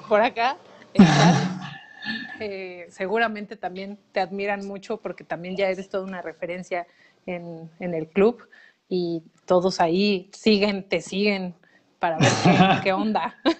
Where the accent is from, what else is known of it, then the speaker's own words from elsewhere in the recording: Mexico; cómo hemos sido educados como mexicanos